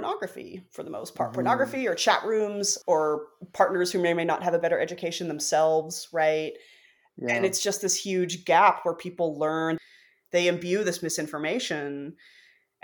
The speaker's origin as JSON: {"language": "English", "region": "Arkansas", "country": "United States", "tie": "born or raised there", "said": "I grew up in Arkansas."}